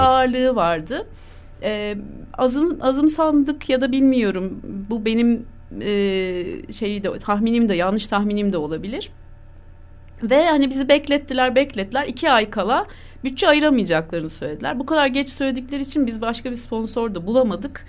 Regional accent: Ankara, Turkey; Ben doğma büyüme Ankaralıyım

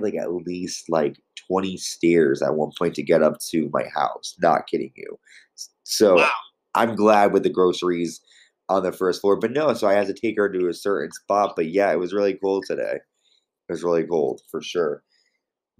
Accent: Connecticut, United States; Connecticut, my home state.

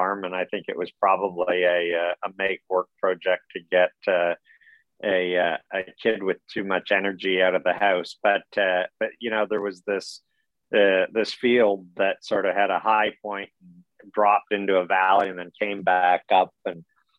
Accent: Ontario, Canada; I grew up in Ontario, nowhere near a sea.

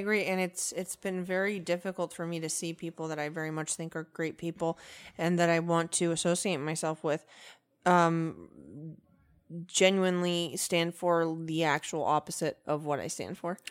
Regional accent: Venezuela; moved away; also born or lived in United States; I'm my own type of Venezuelan

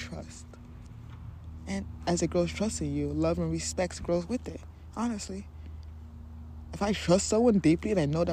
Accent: Nigeria; I am Nigerian

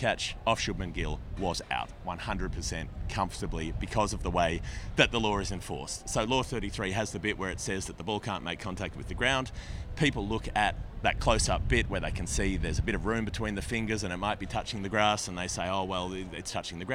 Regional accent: Australia; we're Australian.

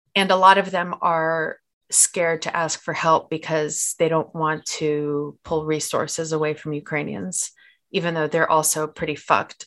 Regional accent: Moscow, Russia; I'm from Moscow

